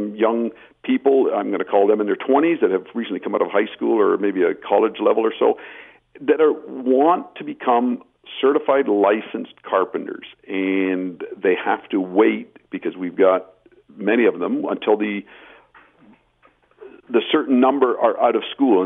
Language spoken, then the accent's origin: English; Belleville, Ontario, Canada; I come from Belleville, Ontario, where the projects are much smaller